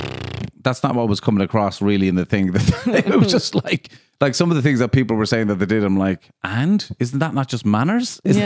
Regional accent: Ireland

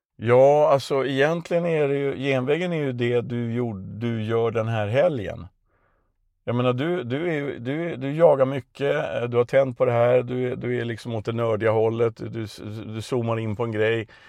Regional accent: Stockholm, Stockholm County, Sweden; moved away as an adult; also born or lived in Värmland; now in Östergötland, Sweden; jag är från ett ställe som förr hette Sibirien i Vasastan i Stockholm.

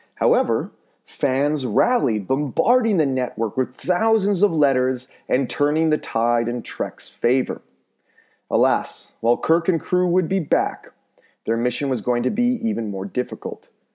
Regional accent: North Vancouver, British Columbia, Canada; my hometown of North Vancouver

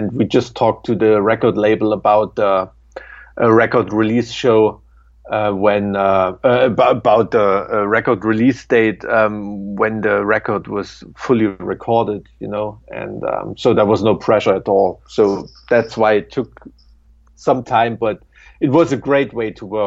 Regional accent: Weimar, Thuringia, Germany; I'm from Weimar in Germany

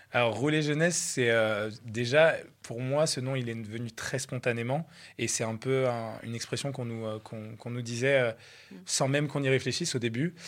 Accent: Troyes, Grand Est, France; moved away as an adult; now in Aix-en-Provence, France; À la base, j'habitais à Troyes, en province. Euh, et, je suis parti de ma ville natale

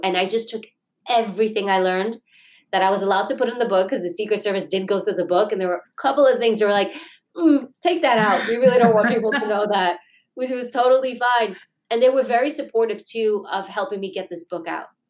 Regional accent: New York City, New York, United States; I grew up in Queens, New York.

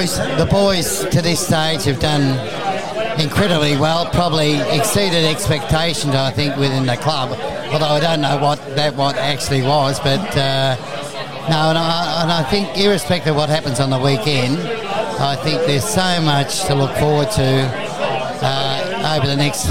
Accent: Melbourne, Victoria, Australia; as a kid growing up in Port and South Melbourne

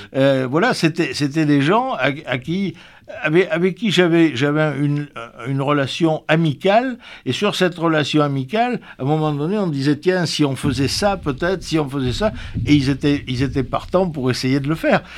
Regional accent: Pomerol, Nouvelle-Aquitaine, France; also born or lived in Libourne; je suis né à Pomerol, on peut dire, et j'ai grandi à Pomerol, et j'ai toujours, j'ai passé toute ma jeunesse à Pomerol

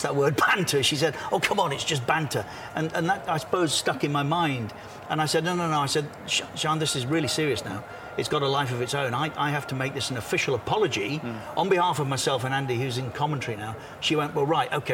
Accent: Coventry, West Midlands, United Kingdom; now in Qatar; Coventry, my hometown

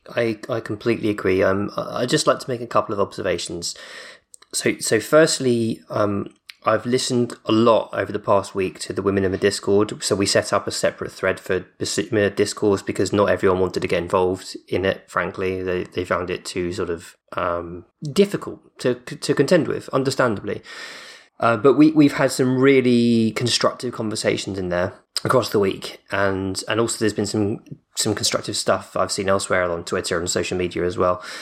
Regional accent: United Kingdom; I say Depot 'cause I'm, I'm British

